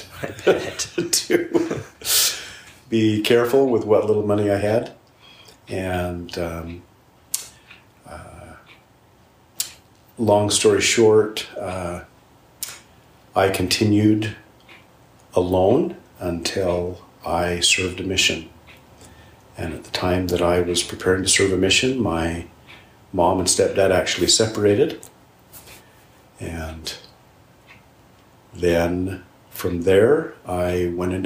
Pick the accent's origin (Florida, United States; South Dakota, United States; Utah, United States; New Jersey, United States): Utah, United States; Lindon; also born or lived in Blackfoot, Idaho / San Diego, California; I was raised in Linden, Utah